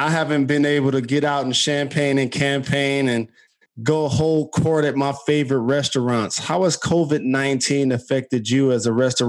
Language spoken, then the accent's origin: English; Detroit, Michigan, United States; Growing up in Detroit, unfortunately, in a single parent home, there were times where we had to scramble for meals.